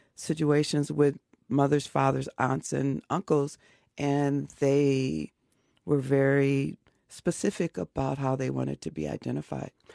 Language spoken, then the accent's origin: English; Chicago, Illinois, United States; Growing up in Chicago